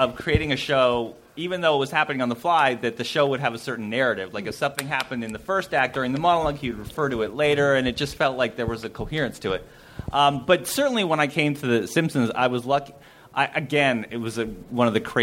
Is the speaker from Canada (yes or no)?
yes; Canada; moved away as an adult; now in Los Angeles, United States; I grew up in Spelltown, Canada.